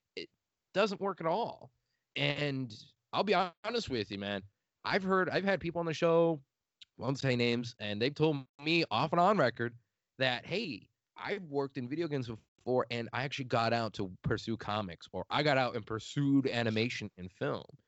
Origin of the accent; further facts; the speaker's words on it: outside Chicago, Illinois, United States; accent: Midwestern; moved away as an adult; I'm from the outside of it a little bit